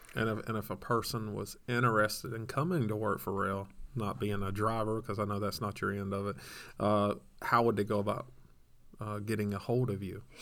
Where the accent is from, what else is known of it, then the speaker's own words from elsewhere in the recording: Georgia, United States; I'm from Georgia